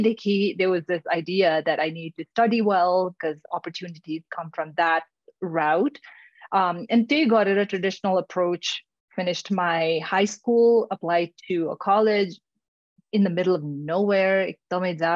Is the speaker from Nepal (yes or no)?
yes; Nepal; English is a second language; moved away as an adult; now in United States; we're growing up in Nepal